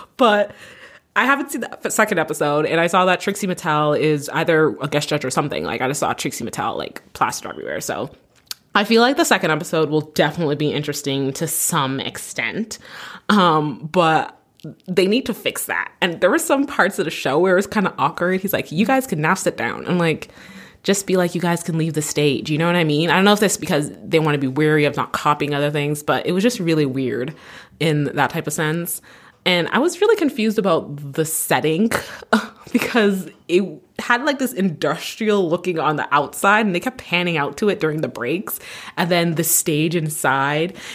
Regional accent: Canada; I'm Canadian

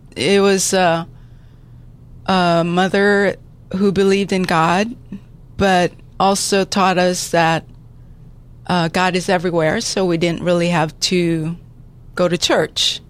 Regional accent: San Diego, California, United States; I grew up here in San Diego, went to San Diego High School

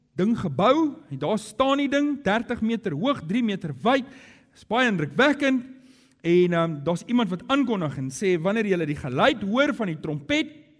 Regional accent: Johannesburg, Gauteng, South Africa; moved away as an adult; now in Cape Town, South Africa; ek kom van Johannesburg af

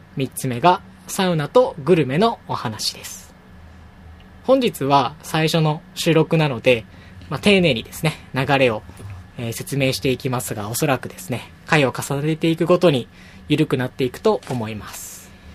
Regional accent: Fukuoka, Japan; moved away as an adult; now in Tokyo, Japan; 出身はですね、福岡県でして

